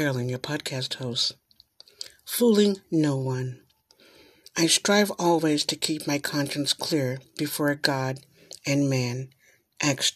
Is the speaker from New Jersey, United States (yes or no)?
no; New York, United States; moved away; I am from New York. And so in New York, I guess I was kind of a sheltered person